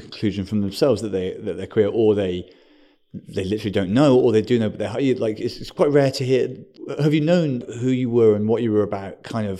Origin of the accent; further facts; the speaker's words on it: United Kingdom; Yeah. Well, we're British, to be fair.